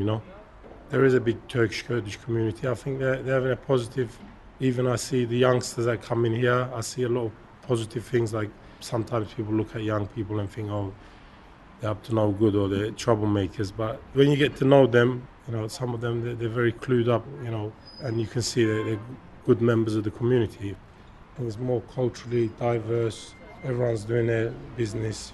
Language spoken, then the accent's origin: English; London, United Kingdom; also born or lived in Turkey; I grew up in Hackney